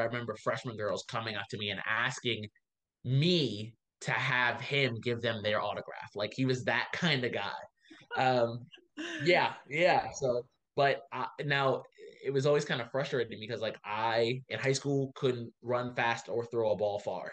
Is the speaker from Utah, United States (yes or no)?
no; Baltimore, Maryland, United States; I am from Baltimore originally. Uh, that's my city. I love it there